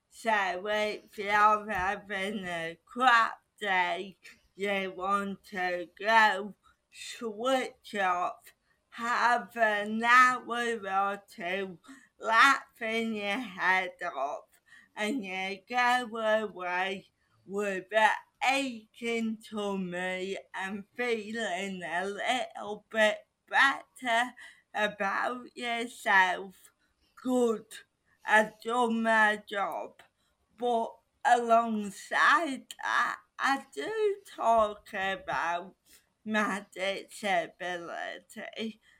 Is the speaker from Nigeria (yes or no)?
no; United Kingdom; because I am still a British person